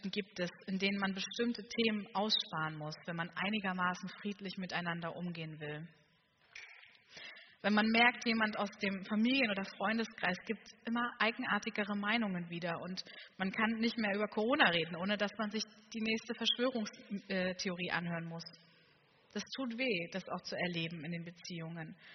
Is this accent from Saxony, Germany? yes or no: yes; Saxony, Germany; Und ich komme aus Sachsen. Ich weiß, man hört es nicht mehr ganz so